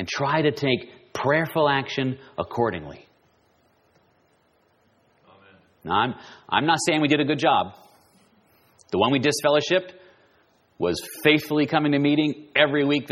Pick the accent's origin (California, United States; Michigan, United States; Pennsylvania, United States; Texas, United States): California, United States; Southern; I'm from Southern California